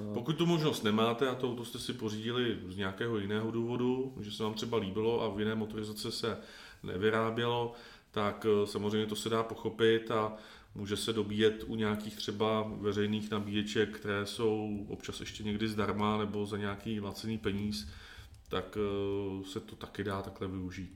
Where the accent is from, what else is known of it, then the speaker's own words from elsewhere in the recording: Czechia; jako Češi